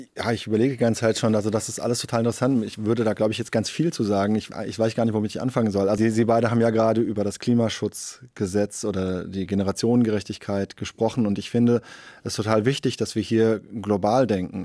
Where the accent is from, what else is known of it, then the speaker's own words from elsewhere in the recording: Germany; bei uns in Deutschland